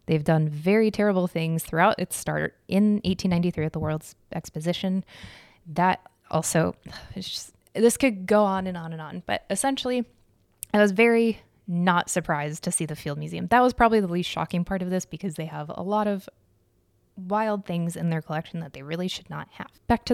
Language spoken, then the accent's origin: English; Arizona, United States; That's like a third of the population of the town I grew up in Arizona.